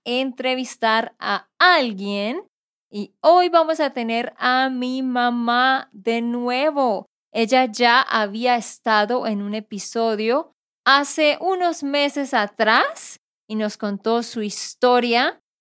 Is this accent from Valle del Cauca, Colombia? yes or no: no; Santander, Colombia; de Santander, Colombia